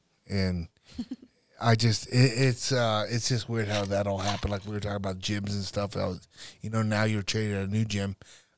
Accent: North Platte, Nebraska, United States; I'm from North Platte.

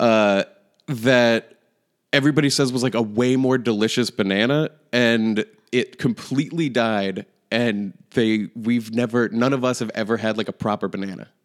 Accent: Manchester, New Hampshire, United States; my hometown

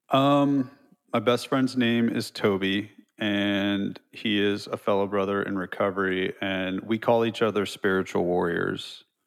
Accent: California, United States; moved away as an adult; also born or lived in Los Altos Hills, California / Los Angeles, California; now in Nashville, United States; I'm from California, so I say dude, and I had long hair and hoop earrings

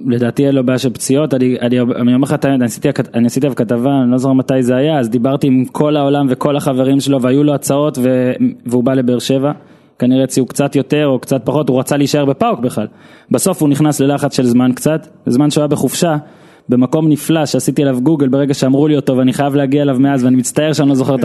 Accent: Israel; אני גם ממושב בנעמי

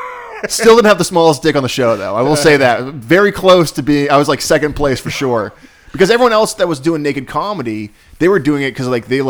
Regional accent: Ireland; I'm Irish, right?

